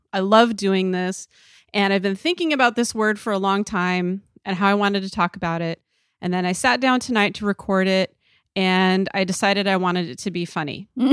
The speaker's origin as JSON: {"language": "English", "region": "Idaho", "country": "United States", "said": "I'm from Idaho"}